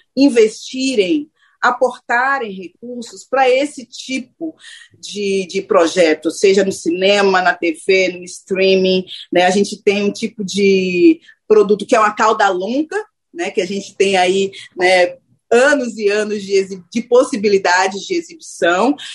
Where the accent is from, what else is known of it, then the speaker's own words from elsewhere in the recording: Salvador, Bahia, Brazil; moved away as an adult; also born or lived in Rio de Janeiro–São Paulo; eu sou de Salvador, né? É importante falar que eu sou nordestina, que eu começo, inclusive, a minha carreira em Salvador